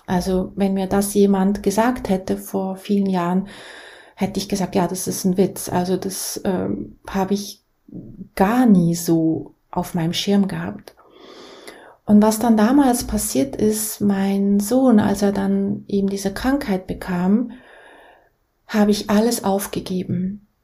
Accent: Basel, Basel-Stadt, Switzerland; Ich bin in der Schweiz, in Basel, geboren, in eine sehr einfache Familie

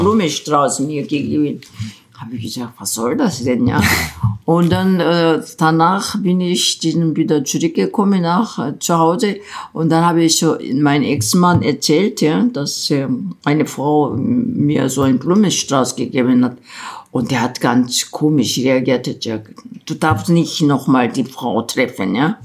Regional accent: South Korea; German is a second language; moved away as an adult; also born or lived in Bonn, Germany; now in Berlin, Germany; Wenn ich in Korea geblieben wäre

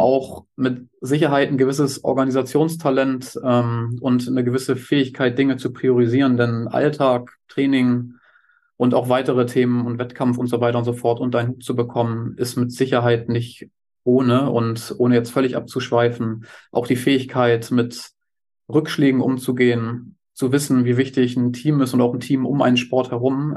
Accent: Hamburg, Germany; Ich bin gebürtiger Hamburger

